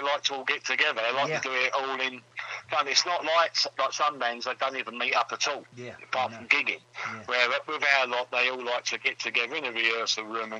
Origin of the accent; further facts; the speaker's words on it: London, United Kingdom; moved away as an adult; also born or lived in Thetford, Norfolk / Walthamstow; now in Coventry, United Kingdom; Born and bred in Tottenham, then we moved to Thetford in Norfolk.